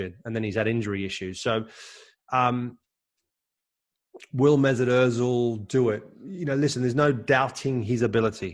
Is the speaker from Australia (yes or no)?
yes; Australia; I was born in Australia, but of German parents, and I grew up